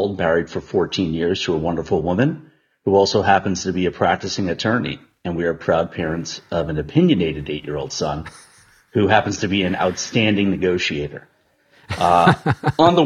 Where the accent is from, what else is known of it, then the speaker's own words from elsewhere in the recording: Long Island, New York, United States; moved away as an adult; also born or lived in Boston / Notre Dame, Indiana; now in San Francisco, United States; I was born and raised on Long Island. I spent 11 years in Boston before moving to the West Coast